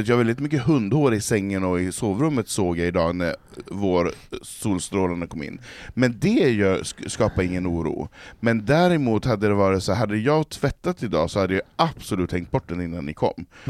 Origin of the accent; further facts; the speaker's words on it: Norrland, Sweden; Från Norrland, jo, från Marå